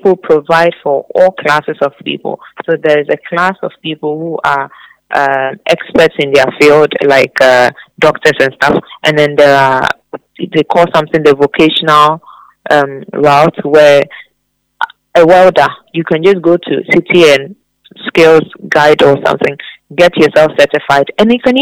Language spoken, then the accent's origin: English; Ghana; we Ghanaians do, we're a bit... easy on